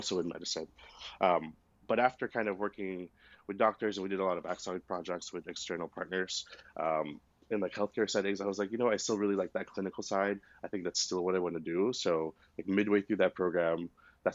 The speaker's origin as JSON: {"language": "English", "town": "Houston", "region": "Texas", "country": "United States", "also_born_or_lived": "Austin", "said": "I'm from Houston. I went to college in Austin"}